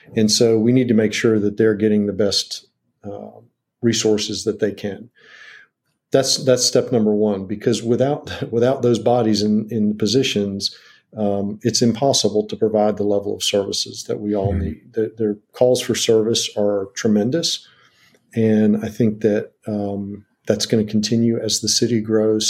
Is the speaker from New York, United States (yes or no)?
no; Washington, District of Columbia, United States; now in Wilmington, United States; I grew up in Washington D.C.